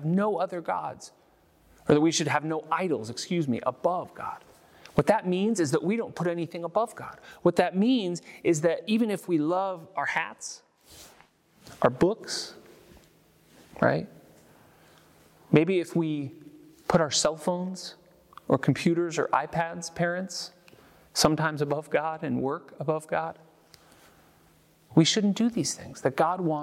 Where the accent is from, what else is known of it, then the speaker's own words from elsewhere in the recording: San Francisco, California, United States; moved away; I'm from California. I'm from San Francisco. It reminds me of home. It reminds me of growing up going to baseball games